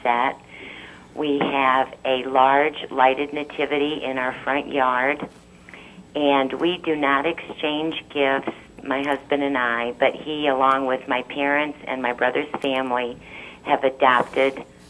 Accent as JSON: {"language": "English", "town": "Seminole", "region": "Florida", "country": "United States", "said": "I'm from Seminole, Florida"}